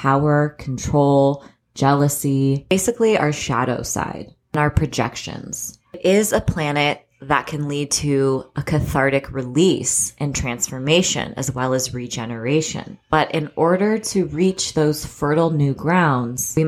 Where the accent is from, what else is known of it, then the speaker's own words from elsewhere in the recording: California, United States; I'm from California